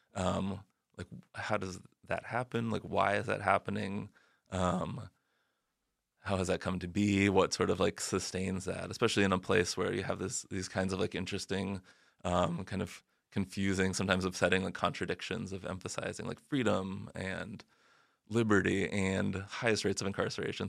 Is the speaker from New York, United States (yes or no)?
no; Arizona, United States; I grew up in Arizona where, like, policing and immigration are very entangled